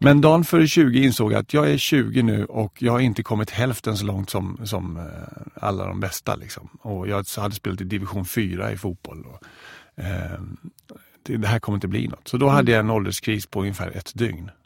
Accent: Växjö, Kronoberg County, Sweden; moved away as an adult; min eh, kyrkoförsamling hemma i Växjö

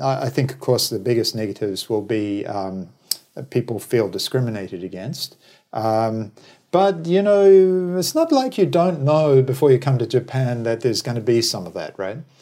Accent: New Zealand; moved away; also born or lived in Australia; originally I'm from New Zealand, then emigrated to Australia.

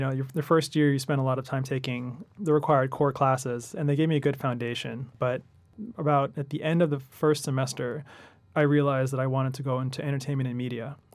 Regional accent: Los Angeles, California, United States; moved away as an adult; now in New York, United States; I'm from Los Angeles originally, and, uh, spent the last eight years in New York.

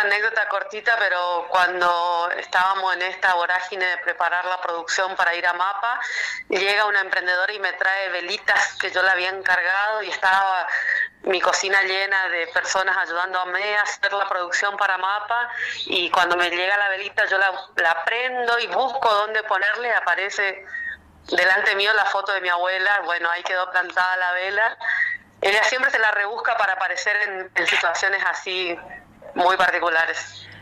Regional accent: Chaco, Argentina; also born or lived in Corrientes, Argentina; Nací en la provincia de Corrientes, eh, en la capital de Corrientes, pero el Chaco me adoptó cuando tenía seis años y bueno, soy chaqueña

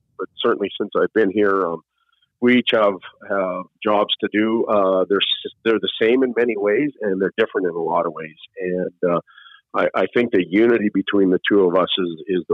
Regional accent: Saskatchewan, Canada; now in South Bay, United States; I'm from Saskatchewan.

